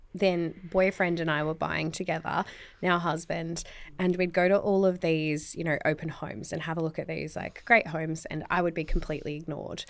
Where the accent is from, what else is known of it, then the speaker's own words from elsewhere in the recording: Tasmania, Australia; I'm from Tasmania. So, like, you could be quite, you know, sheltered coming from Tassie